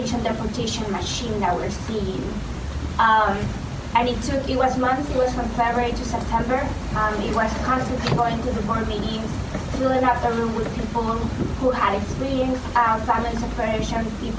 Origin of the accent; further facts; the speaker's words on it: Tucson, Arizona, United States; I'm from Tucson, Arizona